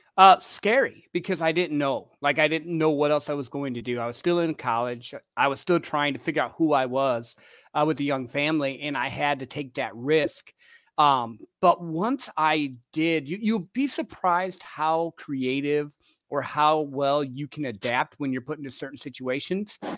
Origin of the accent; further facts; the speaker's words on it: Midwest, United States; I grew up in the Midwest in a little country town